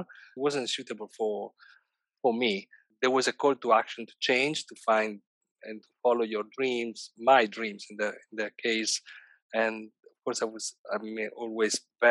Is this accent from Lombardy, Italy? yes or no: no; Bologna, Emilia-Romagna, Italy; moved away as an adult; now in London, United Kingdom; I'm currently living in London, and I come from Italy, and in particular, I come from Bologna